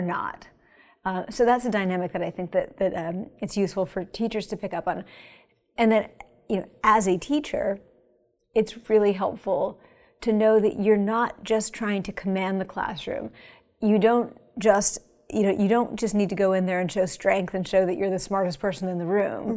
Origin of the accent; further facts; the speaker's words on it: Pennsylvania, United States; moved away; It's nice to be in my home state